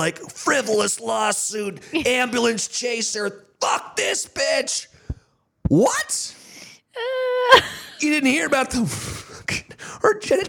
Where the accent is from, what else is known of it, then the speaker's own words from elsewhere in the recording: California, United States; Growing up in California